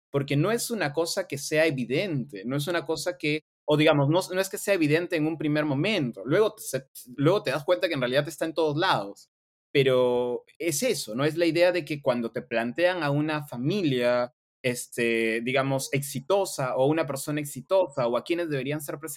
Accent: Sullana, Piura, Peru; accent: Piuran; yo siendo de Sullana mantuviese mi dejo, un mi dejo piurano.

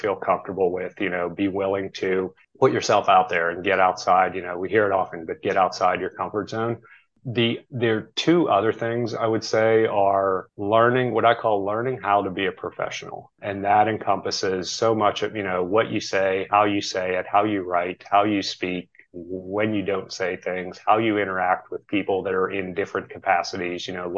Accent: near Pittsburgh, Pennsylvania, United States; I grew up near Pittsburgh

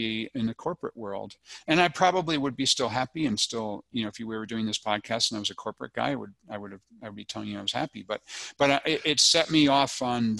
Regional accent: United States; moved away as an adult; also born or lived in Hong Kong / Japan; I'm an American citizen

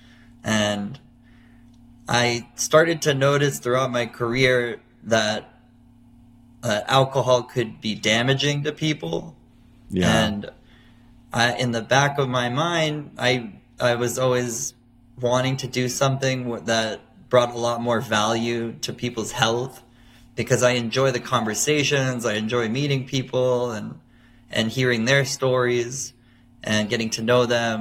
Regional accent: Miami, Florida, United States; moved away as an adult; also born or lived in New York City; my hometown of Miami, Florida

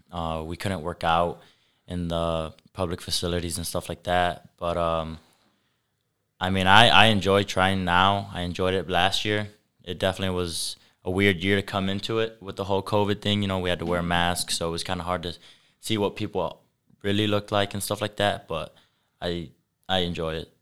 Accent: Sturgis, Michigan, United States; also born or lived in LaGrange, Indiana; I was born in LaGrange, Indiana, which is about half hour from here, west, but I was raised in Sturgis, Michigan

